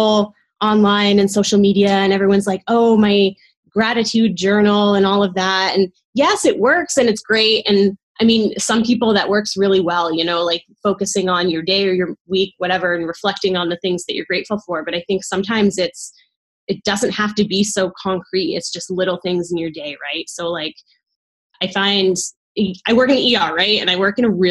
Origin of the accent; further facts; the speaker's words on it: East Coast, United States; moved away as an adult; also born or lived in Caribbean; now in Northern California, United States; I grew up on the East Coast